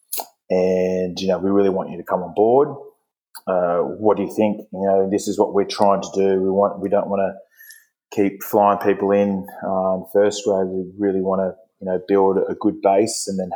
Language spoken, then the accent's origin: English; Sydney, New South Wales, Australia; also born or lived in Japan; I was born here in Sydney, and lived in Oatley